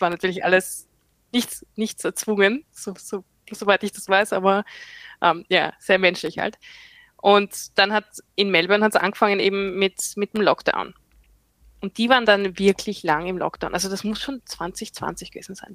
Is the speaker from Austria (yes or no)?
yes; Austria; moved away as an adult; now in Queensland, Australia; bin Österreicherin, lebe im Ausland